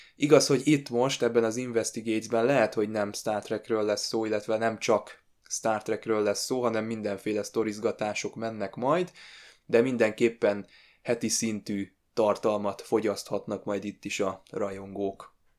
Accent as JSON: {"language": "Hungarian", "country": "Hungary", "said": "magyarok vagyunk"}